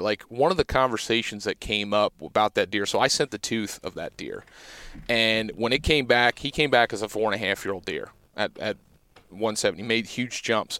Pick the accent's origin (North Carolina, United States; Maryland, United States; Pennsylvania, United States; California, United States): Pennsylvania, United States; growing up in Pennsylvania